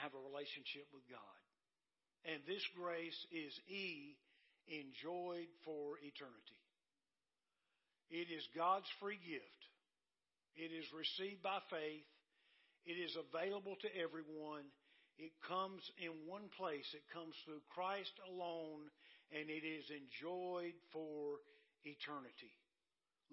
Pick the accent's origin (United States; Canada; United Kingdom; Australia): United States; Dillon; my hometown of Dillon